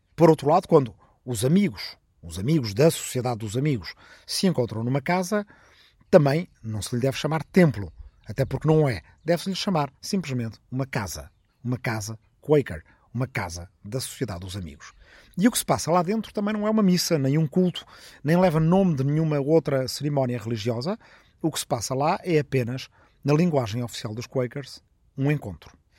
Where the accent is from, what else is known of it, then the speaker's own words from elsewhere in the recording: Arrifana, Ribatejo, Portugal; moved away; na minha aldeia de Arrifana, no Ribatejo